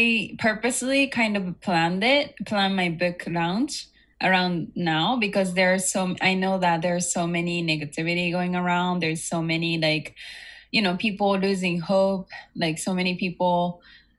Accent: Japan; also born or lived in United States; I was born and raised in Japan, and I also lived in the States.

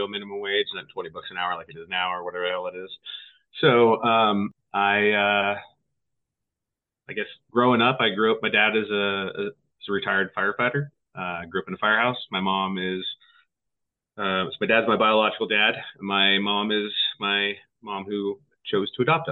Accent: West Jordan, Utah, United States; now in Montana, United States; I grew up in West Jordan, Utah, a small town back in the day

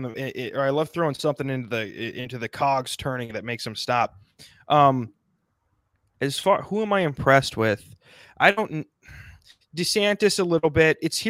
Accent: South Dakota, United States; I'm from South Dakota.

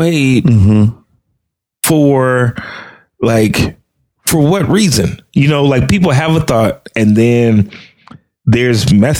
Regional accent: Chicago, Illinois, United States; I grew up in Chicago

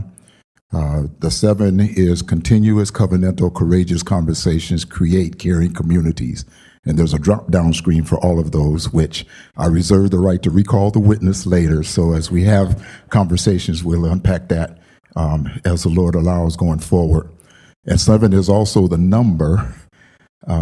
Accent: Tacoma, Washington, United States; moved away as an adult; also born or lived in Pullman, Washington / Chicago / New York; now in Spokane, United States; And I'm originally from Tacoma, Washington.

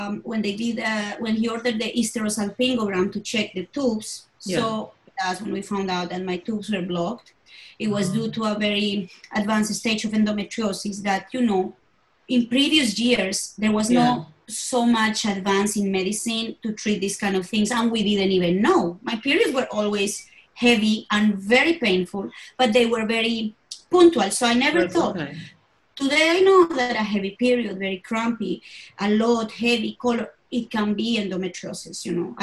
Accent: Bogota, Colombia; I was born in Colombia, in Bogota, in the capital.

